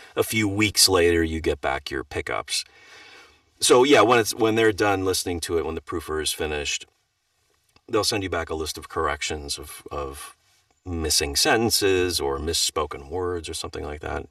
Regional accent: Wisconsin, United States; I grew up in Wisconsin

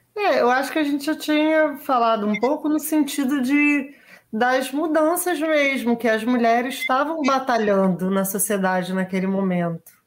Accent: Brazil

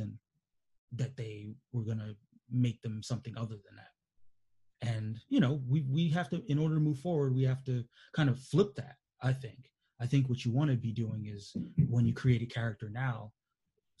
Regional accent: New York, United States; growing up in New York in the mid-80s

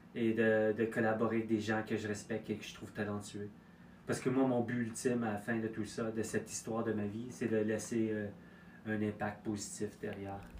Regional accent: Quebec, Canada; je suis né au Québec

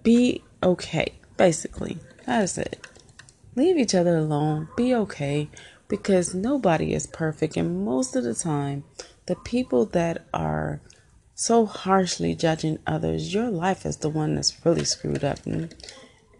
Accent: Illinois, United States; moved away as an adult; also born or lived in Indiana; now in Georgia, United States; So I'm from the Midwest. I was born in Indiana, raised in Illinois, and then we went back to Indiana when I was in high school and I graduated from there

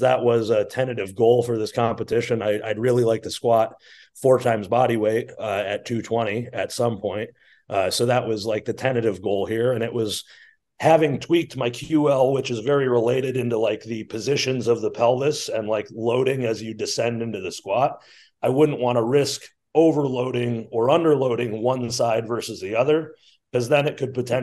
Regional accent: Flint, Michigan, United States; I grew up in Flint, Michigan

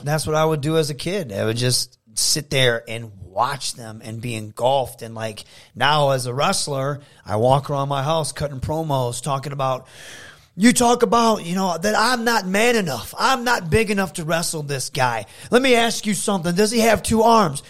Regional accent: Saginaw, Michigan, United States; my hometown

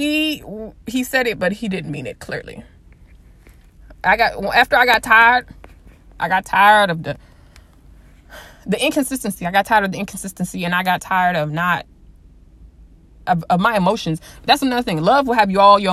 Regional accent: the West, United States; I'm from the West

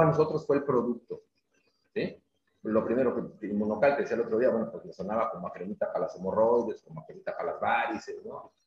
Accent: Mexico City, Mexico; moved away as an adult; now in Mérida, Mexico; nací en la Ciudad de México, y nos venimos a vivir a Mérida hace, eh, dos años

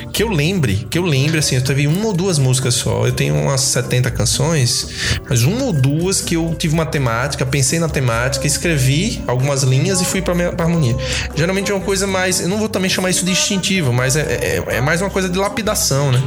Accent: Aracaju, Sergipe, Brazil; accent: nordestino; moved away as an adult; now in Curitiba, Brazil; eu sou de Aracaju e vim a trabalho aqui e de repente, para ficar dois anos, as raízes curitibanas já fincaram meus pés aqui já há 10 anos

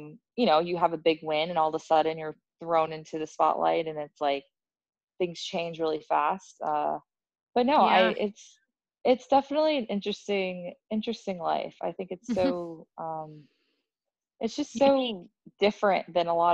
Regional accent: United States; I'm American

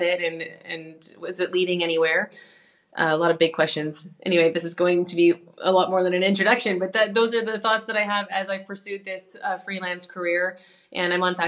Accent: Canada; moved away as an adult; now in Europe; I'm a Canadian pianist who moved over to Europe 10 years ago

